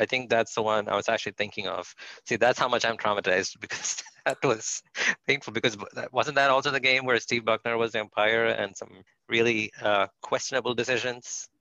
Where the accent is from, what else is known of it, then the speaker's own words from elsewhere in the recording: India; as an Indian, as an Indian cricket fan